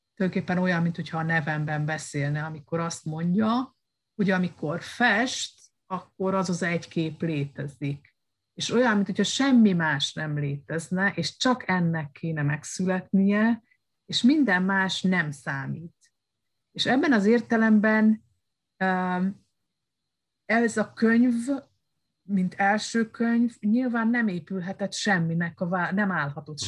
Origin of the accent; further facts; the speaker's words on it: Romania; moved away as an adult; also born or lived in Hungary / Spain; ez a romániai eh, diktatúra, amiben nevelkedtem